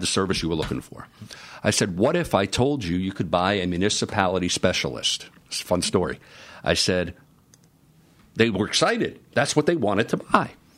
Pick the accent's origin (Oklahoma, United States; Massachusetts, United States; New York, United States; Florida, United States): New York, United States; New York City; moved away as an adult; I'm a kid from the Bronx